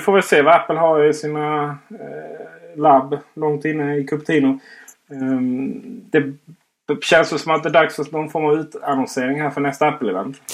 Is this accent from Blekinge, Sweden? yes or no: yes; Blekinge, Sweden; Jag är ju faktiskt från Blekinge, inte Skåne